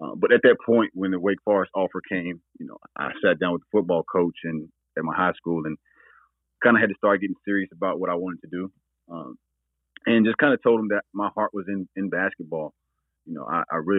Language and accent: English; Burlington, North Carolina, United States; I'm from Burlington, North Carolina